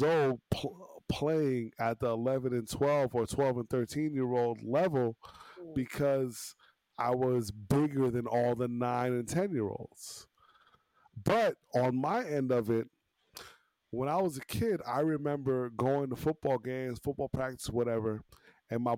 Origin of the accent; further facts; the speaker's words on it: Uniondale, New York, United States; also born or lived in Hollis, Queens / Levittown, New York; I grew up in Levittown. I lived in Uniondale, but all of my activities took place in Levittown